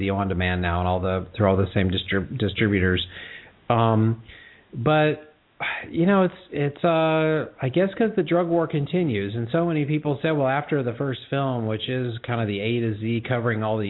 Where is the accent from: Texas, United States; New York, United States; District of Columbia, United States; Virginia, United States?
Texas, United States; I'm a guy from Texas